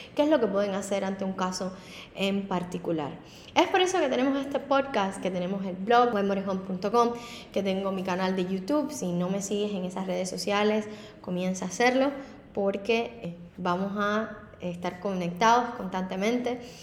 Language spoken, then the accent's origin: Spanish; Havana, Cuba; moved away as an adult; now in Miami, United States; Anteriormente había sido abogada en La Habana, en Cuba, y a la escuela de derecho dos veces